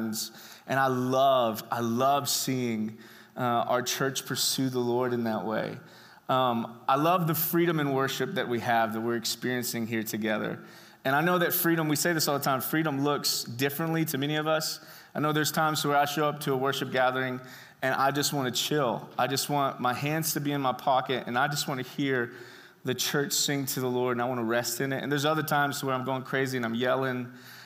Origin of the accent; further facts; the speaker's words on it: Brenham, Texas, United States; I was born in Brenham, Texas, home of the greatest ice cream on earth